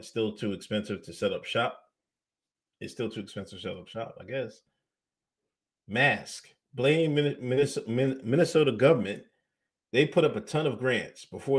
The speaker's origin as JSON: {"language": "English", "country": "India", "said": "I am from India. Shout out to India in the house."}